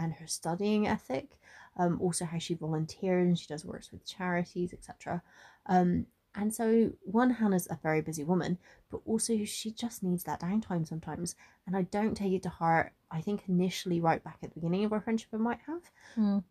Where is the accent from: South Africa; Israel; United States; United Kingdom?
United Kingdom; Bristol, South West England; I am originally from Bristol, and I'm born and bred there. I've lived there very much most of my life